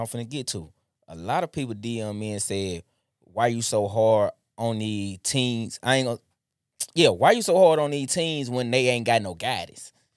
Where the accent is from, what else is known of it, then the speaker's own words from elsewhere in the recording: Jackson, Mississippi, United States; I'm born and raised from Jackson. I'm from Vernon District